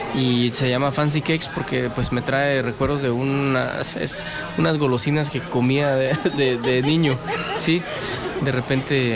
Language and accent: Spanish; Guatemala; como chapines